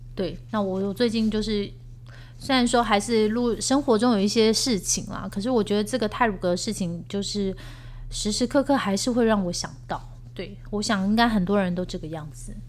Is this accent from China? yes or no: no; South Korea; 我们是来自东大门的民族啊